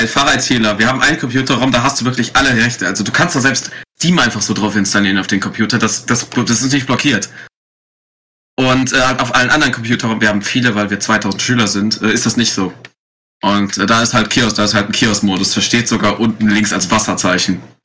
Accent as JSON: {"language": "German", "area": "near Cologne", "region": "North Rhine-Westphalia", "country": "Germany", "said": "ich komme aus der Nähe Köln"}